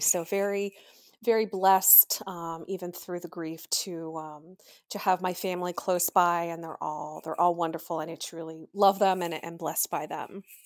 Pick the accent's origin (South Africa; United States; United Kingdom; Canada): United States; Pennsylvania; I was born and raised in Pennsylvania.